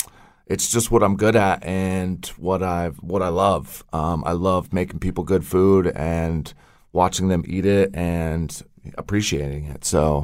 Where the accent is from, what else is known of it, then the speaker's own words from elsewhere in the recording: Colorado, United States; I grew up in Colorado, bounced around there for some time, went out to Seattle and Pacific Northwest